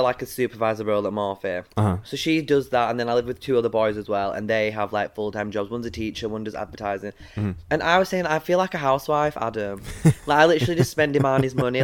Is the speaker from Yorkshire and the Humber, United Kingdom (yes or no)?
yes; Bradford, Yorkshire and the Humber, United Kingdom; also born or lived in Carlisle; I'm the baddie from Braddy. Like, I'm from Bradford.